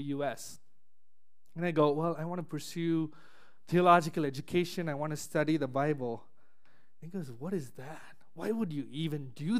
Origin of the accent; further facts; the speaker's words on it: Chennai, Tamil Nadu, India; moved away as an adult; now in United States; back in my hometown in Chennai, India